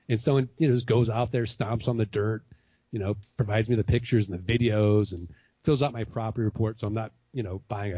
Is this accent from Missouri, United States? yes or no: yes; Missouri, United States; So Ken, I'm from Missouri. I'm from the show me state, right?